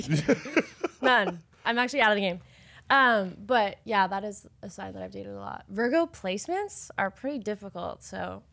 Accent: Idaho, United States; I'm from Idaho

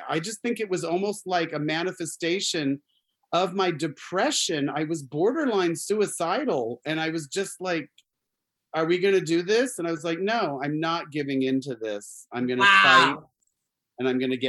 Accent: Arizona, United States; I grew up in Arizona.

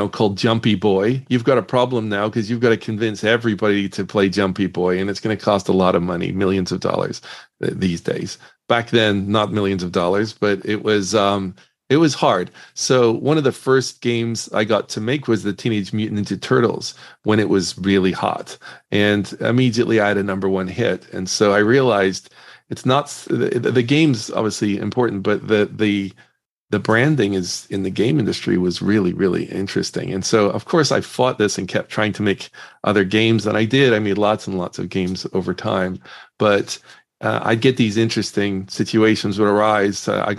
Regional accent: Northern Ireland, United Kingdom; I grew up in Northern Ireland, and I actually got really interested in the video game industry.

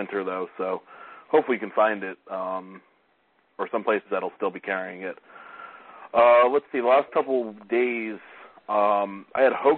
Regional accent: Stamford, Connecticut, United States; my hometown in Stamford

